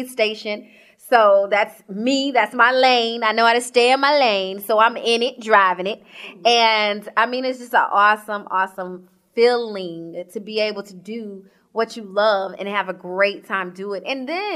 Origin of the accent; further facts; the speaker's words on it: Georgia, United States; also born or lived in Sacramento, California; I am from Georgia. So I always say born and raised.